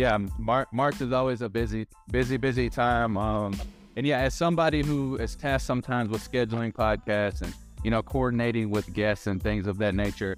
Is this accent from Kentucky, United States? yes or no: yes; Louisville, Kentucky, United States; moved away as an adult; also born or lived in Southwest Florida; I was born and raised in Louisville, Kentucky